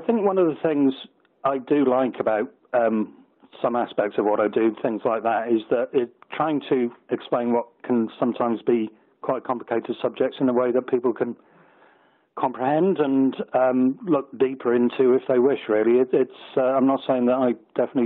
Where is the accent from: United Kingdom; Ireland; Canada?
United Kingdom; I'm British-based, always have been